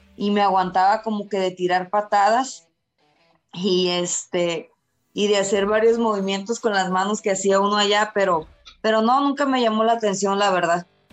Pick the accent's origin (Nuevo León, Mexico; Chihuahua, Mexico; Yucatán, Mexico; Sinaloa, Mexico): Sinaloa, Mexico; Culiacán; moved away as an adult; now in Guadalajara, Mexico; un apellido muy típico de allá de mi tierra de Culiacán